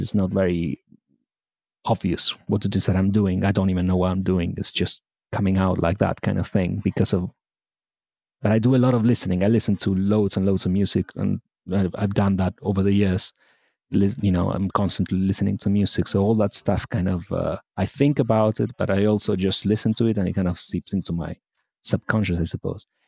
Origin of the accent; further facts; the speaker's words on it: Argentina; now in United Kingdom; I was born in Argentina